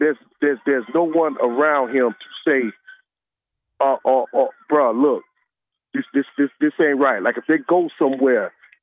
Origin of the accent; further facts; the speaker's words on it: Atlantic Beach, Florida, United States; I'm from the Beach, Atlantic Beach, okay, in Jacksonville.